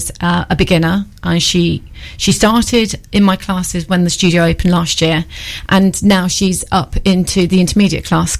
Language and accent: English; Cambridgeshire, East of England, United Kingdom; moved away as an adult; now in Newark, United Kingdom; So I am not from Newark originally. I'm from Cambridgeshire